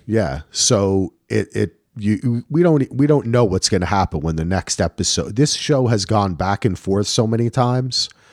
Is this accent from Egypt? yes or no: no; Ireland; I'm Irish